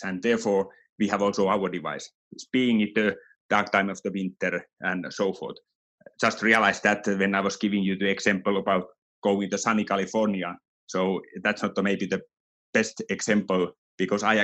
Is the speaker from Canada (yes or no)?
no; Finland; now in Switzerland; Even though I'm from Finland originally, our company is from Finland, but I live here, so my home is here in Switzerland